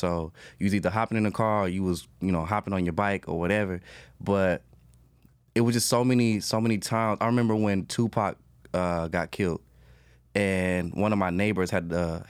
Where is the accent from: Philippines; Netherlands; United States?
United States; Charlotte, North Carolina; I'm from Charlotte, North Carolina. I'm signed to Dreamville, and I'm from Beatty's Ford.